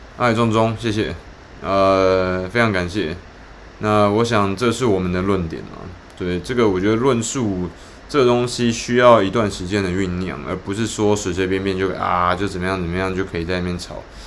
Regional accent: Taiwan; 我们台湾人竟然把民主政治最糟糕的缺点所表现出来

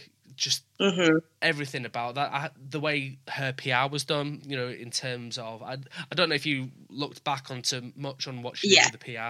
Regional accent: Yorkshire and the Humber, United Kingdom; accent: Yorkshire; I can speak quite quick and I've got a Yorkshire accent

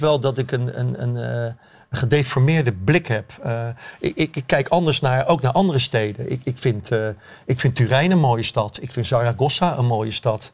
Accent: Rotterdam, South Holland, Netherlands; Ik ben geboren en getogen in Rotterdam, ik ben van 1957

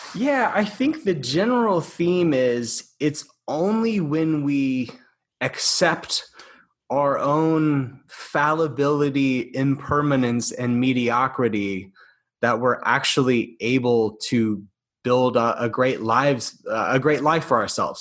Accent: Alabama, United States; I got offered a post at a university in my home in my home state of Alabama.

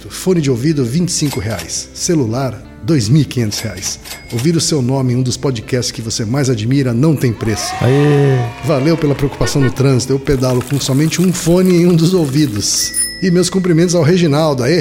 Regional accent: Florianópolis, Santa Catarina, Brazil; eu sou de Florianópolis.

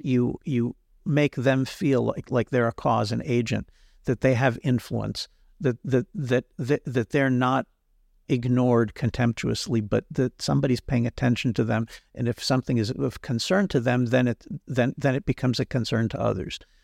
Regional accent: United States; now in Israel; when I was growing up in the United States

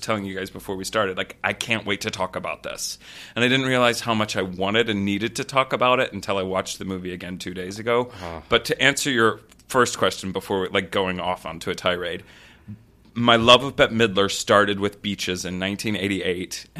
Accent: Texas, United States; I was raised in Texas on a river

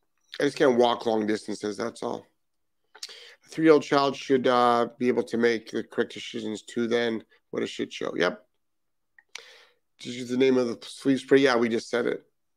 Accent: Netherlands; English is a second language; My English is a bit strange. I'm from Holland.

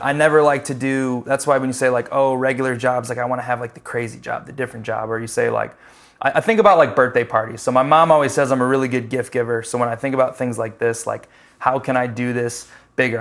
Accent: Chicago, Illinois, United States; moved away as an adult; now in Charlotte, United States; I'm from Chicago

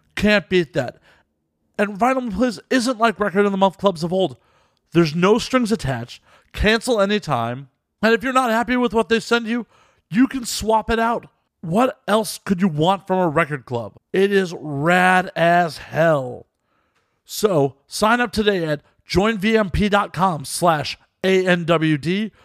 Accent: Chicago, Illinois, United States; now in Los Angeles, United States; I'm originally from Chicago

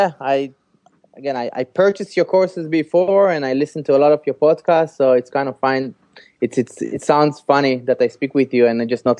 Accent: Israel; now in San Francisco, United States; Originally from Israel. Born and raised in Israel.

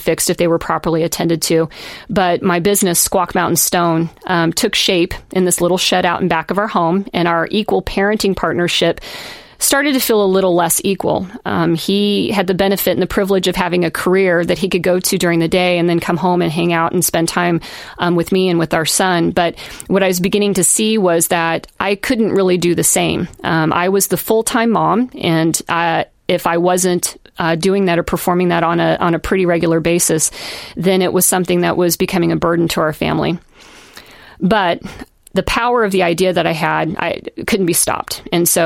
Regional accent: Kansas, United States; moved away as an adult; also born or lived in Seattle; I come from Kansas and chose Seattle

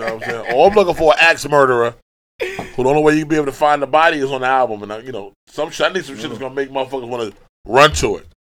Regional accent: New York City, New York, United States; I'm from Brooklyn

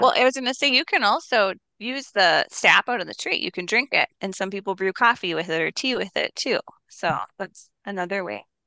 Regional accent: Minneapolis, Minnesota, United States; I grew up in Minneapolis

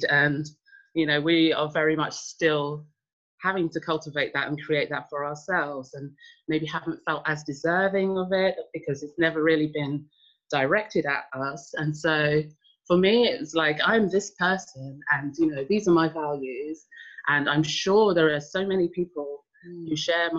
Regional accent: London, United Kingdom; moved away; also born or lived in Sweden; I grew up in Hackney in London

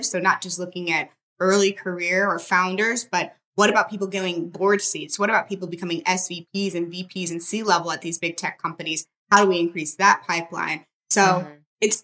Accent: St. Louis, Missouri, United States; a Black girl from St. Louis. I'm not from the Bay

